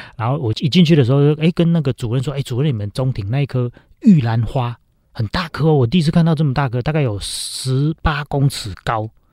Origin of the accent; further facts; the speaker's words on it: Linnei, Yunlin County, Taiwan; 我是乡下小孩嘛，我是嗯。云林人， 我家乡在林内乡